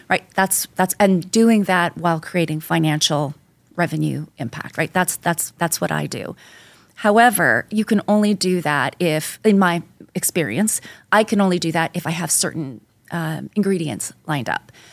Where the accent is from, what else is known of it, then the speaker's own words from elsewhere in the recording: Canada; moved away as an adult; now in New York, United States; I'm, I'm originally from Canada